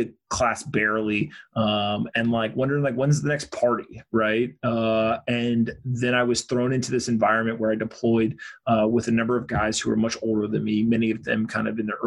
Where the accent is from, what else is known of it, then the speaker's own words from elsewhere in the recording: United States; I'm an American dude